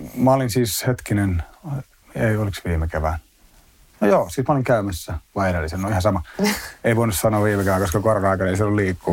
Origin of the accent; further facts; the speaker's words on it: Espoo, Uusimaa, Finland; mä oon asunut lähiössä Espoon puolella niin kuin lapsuuden mm. tuossa Tapiolassa